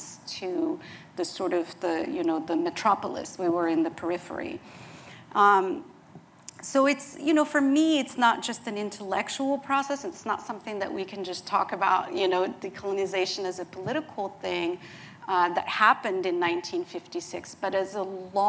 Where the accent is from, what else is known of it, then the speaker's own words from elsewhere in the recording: Morocco; moved away; I was born and raised in Morocco